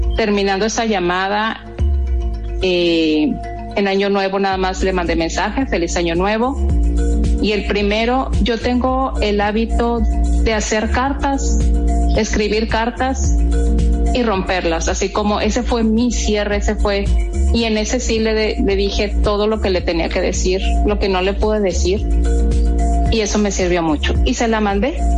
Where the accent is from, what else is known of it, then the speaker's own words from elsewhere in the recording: Guadalajara, Jalisco, Mexico; now in Mexicali, Mexico; soy de Guadalajara, ya adoptada como cachanilla, ya soy cachanilla